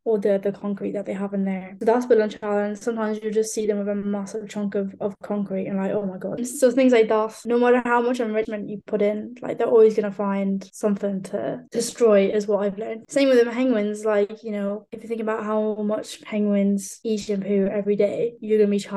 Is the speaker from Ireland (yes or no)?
yes; Ireland; now in United Kingdom; being Irish